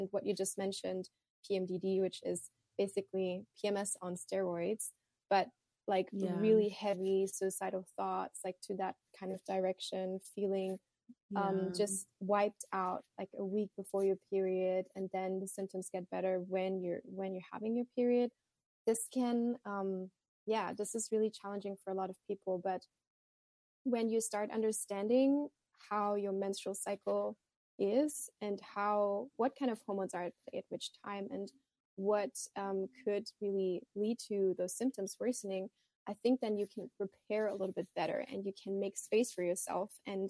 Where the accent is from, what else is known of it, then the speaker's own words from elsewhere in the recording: Thailand; also born or lived in Germany; Personally, growing up in Thailand, in Germany, I struggled a lot with just seeing periods and menstrual cycles as a natural and normal thing